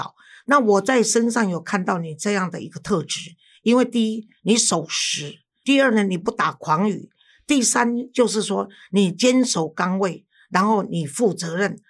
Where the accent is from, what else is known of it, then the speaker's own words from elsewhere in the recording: Taiwan; 老师啊，咱台湾的即个台北市的这双语教育吼，安怎安怎？